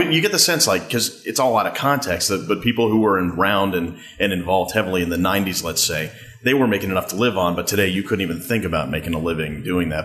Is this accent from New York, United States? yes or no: yes; Manhasset, New York, United States; Manhasset, my my hometown